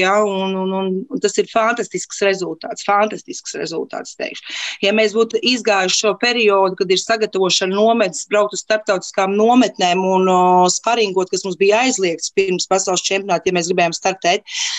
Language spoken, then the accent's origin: Latvian; Latvia; mēs no Latvijas esam